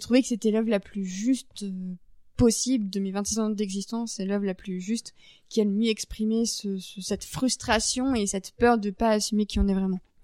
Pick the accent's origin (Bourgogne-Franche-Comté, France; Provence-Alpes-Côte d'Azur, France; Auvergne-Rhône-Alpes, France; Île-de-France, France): Île-de-France, France; Paris; en tant que Parisienne